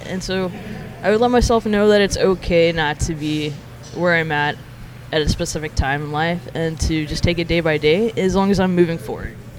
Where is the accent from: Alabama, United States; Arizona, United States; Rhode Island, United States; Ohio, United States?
Alabama, United States; Montgomery; moved away as an adult; now in New York, United States; being born and raised in Alabama